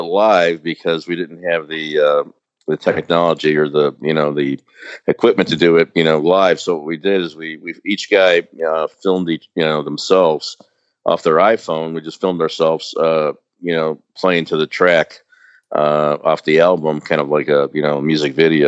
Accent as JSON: {"language": "English", "town": "Chicago", "region": "Illinois", "country": "United States", "said": "the three guys from the band are from Chicago"}